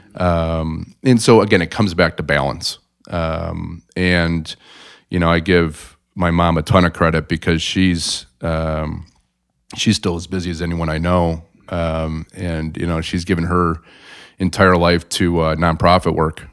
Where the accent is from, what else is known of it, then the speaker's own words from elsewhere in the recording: South Bend, Indiana, United States; moved away as an adult; also born or lived in Chicago; born and raised in South Bend